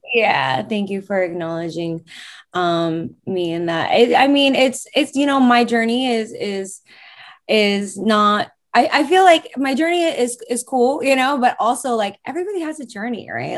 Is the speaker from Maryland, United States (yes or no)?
no; New York, United States; I'm born and raised in New York